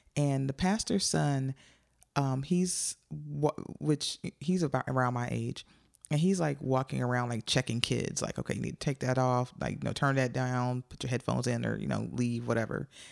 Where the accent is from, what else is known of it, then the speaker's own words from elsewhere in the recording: Joliet, Illinois, United States; I grew up in Joliet, Illinois